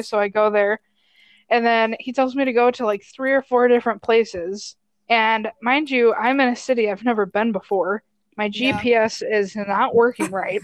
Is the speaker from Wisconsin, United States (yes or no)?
yes; Wisconsin, United States; also born or lived in Minnesota; now in Illinois, United States; i was born in minnesota but grew up in wisconsin